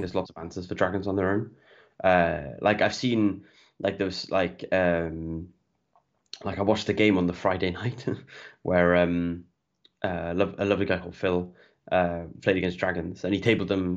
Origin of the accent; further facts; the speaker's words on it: Welsh, Wales, United Kingdom; I'm Welsh, I'm Welsh through and through.